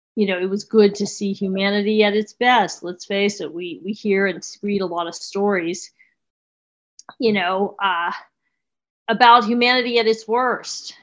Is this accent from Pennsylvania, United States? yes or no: yes; Pittsburgh, Pennsylvania, United States; moved away; I'm from Pittsburgh originally